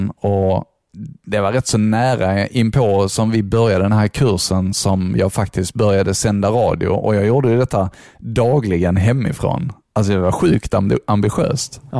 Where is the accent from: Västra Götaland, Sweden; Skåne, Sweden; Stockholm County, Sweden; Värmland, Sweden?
Skåne, Sweden; accent: Scanian; Jag var ju fruktansvärt skånsk alltså.